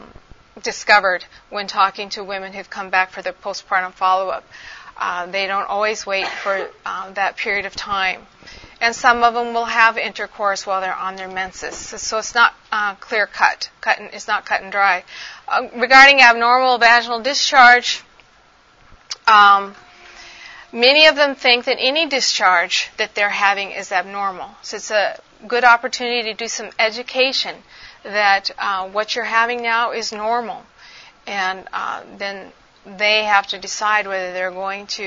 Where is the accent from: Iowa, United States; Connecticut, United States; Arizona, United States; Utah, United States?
Arizona, United States; moved away as an adult; also born or lived in Indiana / Pakistan; raised in Arizona